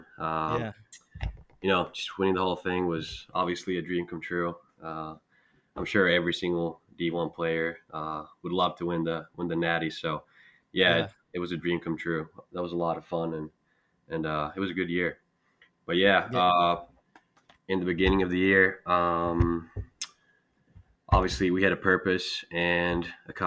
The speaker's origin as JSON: {"language": "English", "town": "Espoo", "region": "Uusimaa", "country": "Finland", "tie": "born or raised there", "also_born_or_lived": "Turku, Finland / Amherst, Massachusetts, United States", "moved": "as an adult", "said": "back in Espoo, my hometown in Finland"}